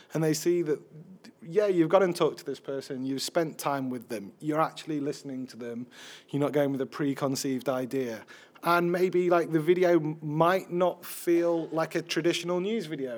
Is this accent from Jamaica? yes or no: no; Sheffield, Yorkshire and the Humber, United Kingdom; I'm a middle-aged white man, even though I'm from Sheffield